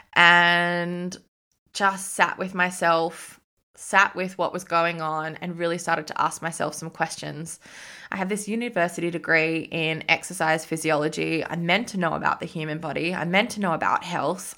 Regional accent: Sydney, New South Wales, Australia; moved away; I was from Sydney

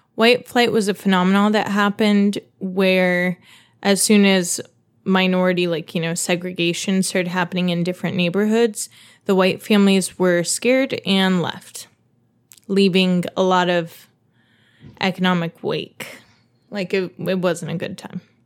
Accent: Dayton, Ohio, United States; I grew up in Dayton, Ohio

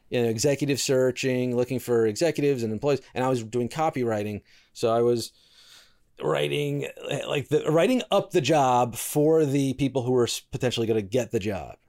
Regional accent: New York City, New York, United States; I was born in New York City, so I am a New Yorker, true and true.

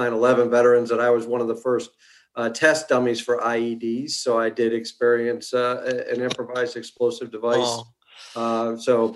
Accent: Connecticut, United States; moved away as an adult; now in Virginia, United States; I was born in New England, actually up in Connecticut, just outside of New York City.

